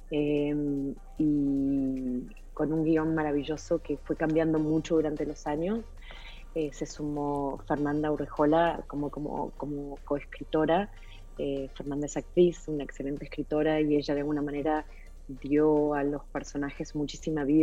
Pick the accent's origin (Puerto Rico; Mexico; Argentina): Argentina; para mí muy cercano porque soy argentina y, Chile es un país hermano eh, limítrofe con, el mío